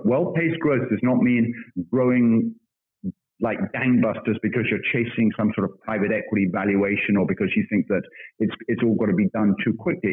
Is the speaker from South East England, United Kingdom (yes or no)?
no; Birmingham, West Midlands, United Kingdom; moved away as an adult; also born or lived in London / Australia / Japan; I'm a Brit. I uh, have, uh, have uh, spent, uh, I was, grew up in Birmingham.